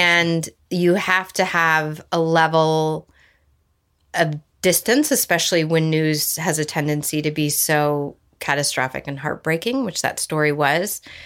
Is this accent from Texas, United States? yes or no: no; Santa Barbara, California, United States; moved away as an adult; also born or lived in Virginia / Dallas / Boulder; I was growing up in Santa Barbara